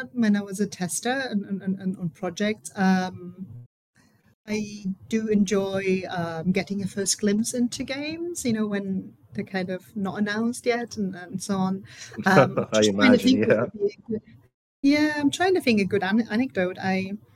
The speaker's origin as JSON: {"language": "English", "country": "Germany", "second_language": "English", "moved": "as an adult", "lives_now": "United Kingdom", "said": "So I'm originally from Germany, and I moved to the UK."}